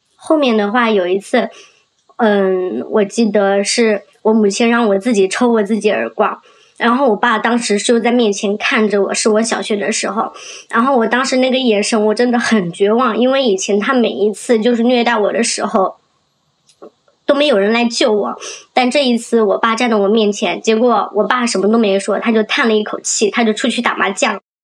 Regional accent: Jiangxi, China; now in Shenzhen, China; 我今年二十九岁了，我来自江西，然后现在生活在深圳

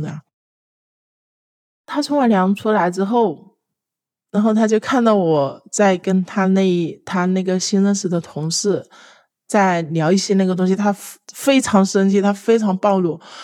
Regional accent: Hunan, China; now in Guangdong, China; 我来自湖南，现在生活在广东。我今年二十六岁

